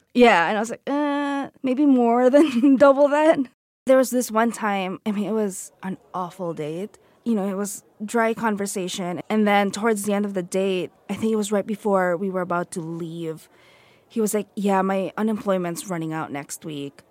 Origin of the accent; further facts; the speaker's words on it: Philippines; moved away; I grew up in the Philippines